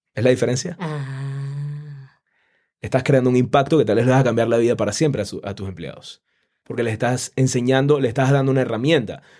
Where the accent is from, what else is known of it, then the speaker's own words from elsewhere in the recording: Panama; yo soy de Panamá